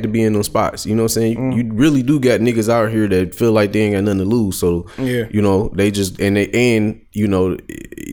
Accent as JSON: {"language": "English", "town": "Detroit", "region": "Michigan", "country": "United States", "said": "I'm from Detroit"}